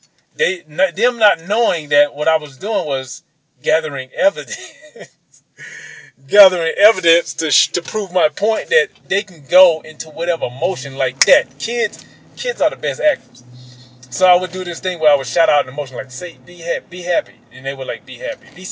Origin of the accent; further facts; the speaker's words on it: Mississippi, United States; my growing up in Mississippi